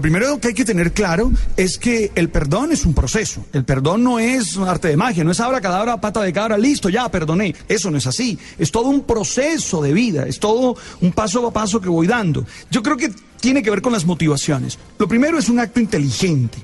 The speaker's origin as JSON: {"language": "Spanish", "country": "Colombia", "said": "vamos a seguir siendo colombianos"}